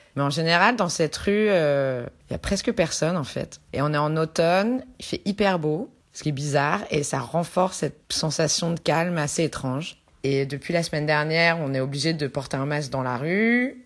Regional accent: France; now in Buenos Aires, Argentina; je suis française.

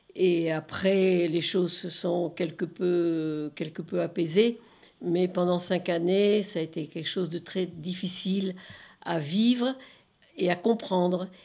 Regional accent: Bordeaux, Nouvelle-Aquitaine, France; moved away as an adult; now in Lyon, France; de ma transplantation de ma région d'origine, Bordeaux, et en arrivant à Lyon

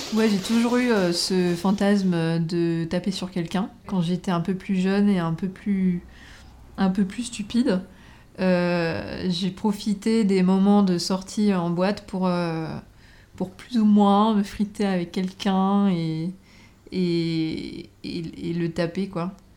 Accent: French Polynesia; moved away; Là d'où je viens, donc euh, de Tahiti, il arrive euh, très souvent que les gens se battent

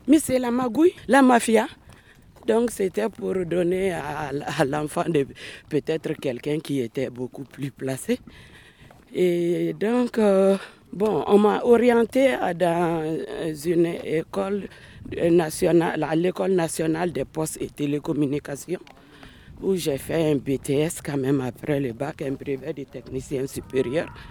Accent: Koutiala, Sikasso Region, Mali; also born or lived in Bamako, Mali; now in France; Je suis née à Bamako et j'ai fait mon enfance euh, vers le sud du Mali, dans une ville qui s'appelle Kouchala, un cercle de la région de Sikasso

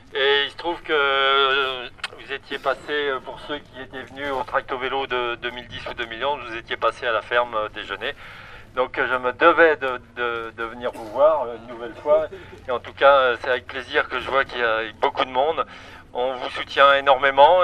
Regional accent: Pays de la Loire, France; moi je suis un local euh, d'à côté, là

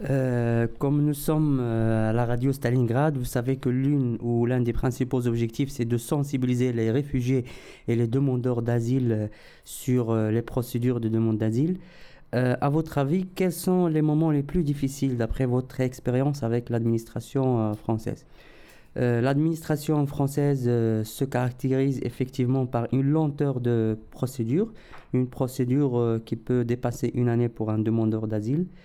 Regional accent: Morocco; moved away as an adult; now in France; j'ai quitté le Maroc pour la France. Ce n'était pas vraiment un choix. J'ai fait un passage en Tunisie pendant trois mois où j'ai travaillé avec différents médias et organisations. Et puis je suis rentré en France.

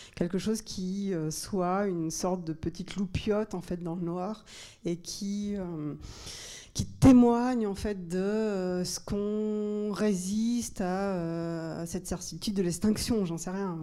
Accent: Normandy, France; je viens de, de Normandie

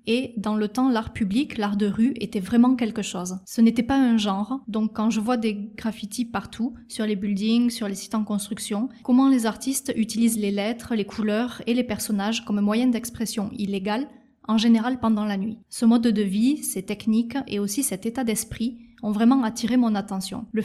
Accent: United States; now in South Korea; Donc j'ai grandi aux États-Unis sur la côte Est et la côte Ouest, et je suis venu en Corée il y a 8-9 ans pour raisons personnelles, pour ma famille.

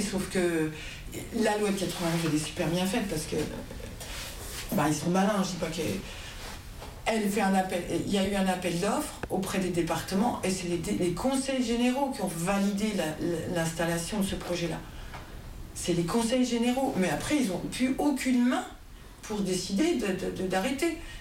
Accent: Bar-le-Duc, Grand Est, France; je suis de Bar-le-Duc

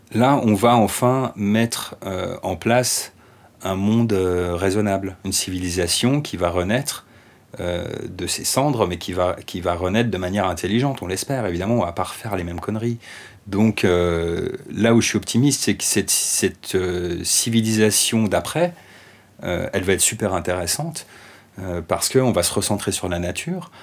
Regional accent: France; en tant que Français

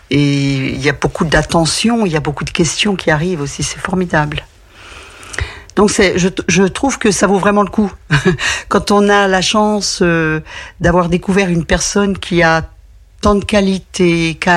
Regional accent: Besançon, Bourgogne-Franche-Comté, France; Mais Besançon, c'est ma ville, donc j'y ai passé beaucoup de temps, ma ville natale.

